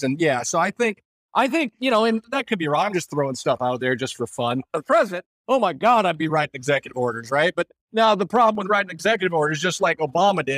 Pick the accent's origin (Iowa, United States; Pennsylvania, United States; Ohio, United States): Iowa, United States; moved away as an adult; also born or lived in Nebraska / Kansas / Texas / Minnesota; I grew up in Iowa, the rest of the capital world